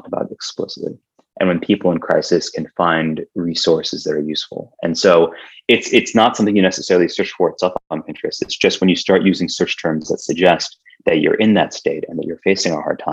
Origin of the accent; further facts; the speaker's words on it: Iowa, United States; when I was growing up in Iowa